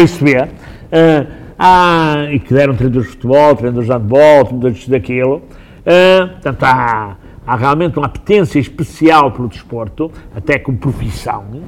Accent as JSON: {"language": "Portuguese", "town": "Guimarães", "region": "Norte", "country": "Portugal", "tie": "born or raised there", "said": "Eu nasci em Guimarães, tenho quase 70 anos uh, e, eh, e, tirando 6 anos estive fora, e estive mesmo fora, mas uh, vivi sempre aqui"}